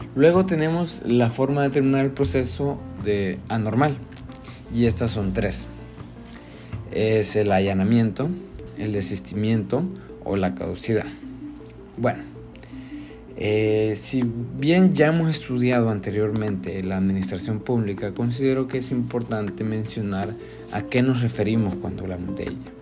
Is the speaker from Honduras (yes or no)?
yes; Honduras